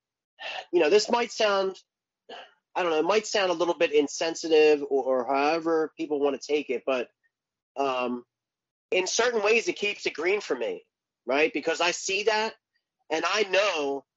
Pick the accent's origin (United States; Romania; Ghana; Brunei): United States; Philadelphia, Pennsylvania; I've lived here my whole life. I'm 43 years old and I'm born and raised in Frankfurt, which is like the next neighborhood over from Kensington